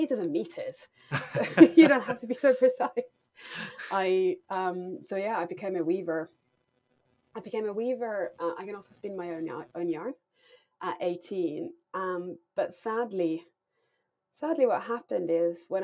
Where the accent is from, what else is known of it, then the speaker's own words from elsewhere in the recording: Finland; moved away as an adult; now in London, United Kingdom; I grew up in Finland